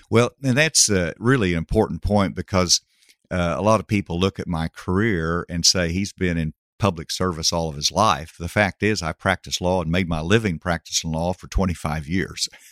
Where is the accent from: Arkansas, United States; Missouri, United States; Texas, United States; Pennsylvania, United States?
Arkansas, United States; Gravette; Gravett was a town of one thousand, uh, when I grew up there.